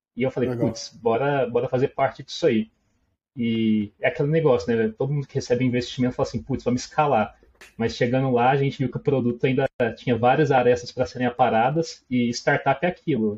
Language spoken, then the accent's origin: Portuguese; Minas Gerais, Brazil; also born or lived in Uberlândia; o meu sotaque vai me denunciar, né? Eu acredito que já denunciou. Eu sou de Minas, moro em Uberlândia, Triângulo Mineiro